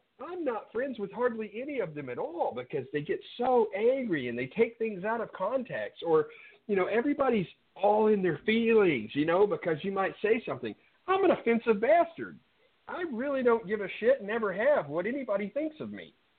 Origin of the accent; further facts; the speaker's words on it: Mayflower, United States; I grew up over there in Mayflower, and all the kids were either Baptist, Methodist, Church of Christ, or Pentecostal.